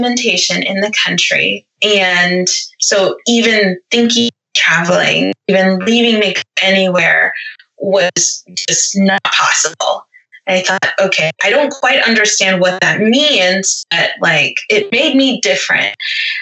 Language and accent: English; the South, United States; I grew up in the South too